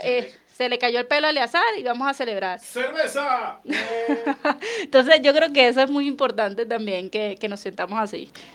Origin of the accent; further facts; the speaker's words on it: Caracas, Capital District, Venezuela; moved away as an adult; now in Colombia; yo que soy de Caracas, básicamente la ventana de mi, de mi cocina daba hacia el Ávila